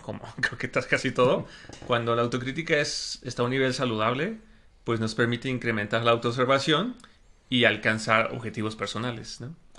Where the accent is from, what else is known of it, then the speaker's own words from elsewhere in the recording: Mexico; sí soy mexicano